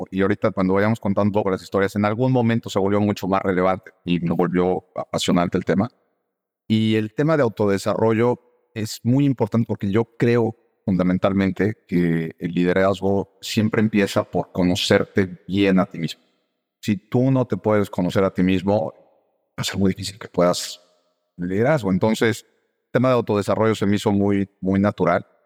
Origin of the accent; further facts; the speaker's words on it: Mexico; moved away as an adult; also born or lived in El Salvador / Colombia; now in United States; Yo soy de México, originario, pero he vivido en varios países. Entonces, he vivido en Estados Unidos, Salvador, Colombia, vuelta a México y ahora de vuelta a Estados Unidos.